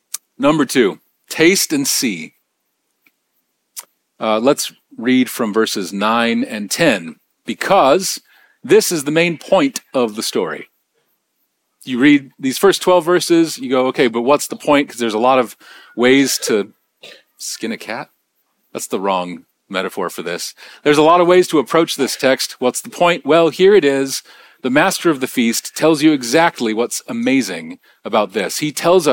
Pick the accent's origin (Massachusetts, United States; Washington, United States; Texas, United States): Washington, United States; Bellingham; now in Nashville, United States; my hometown, I mean, Bellingham